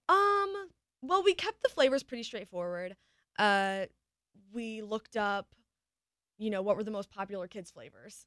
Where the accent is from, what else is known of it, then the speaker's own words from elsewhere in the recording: Michigan, United States; I'm a girl from Michigan